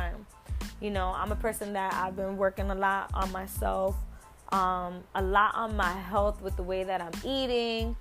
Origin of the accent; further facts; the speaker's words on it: New York, United States; I'm from New York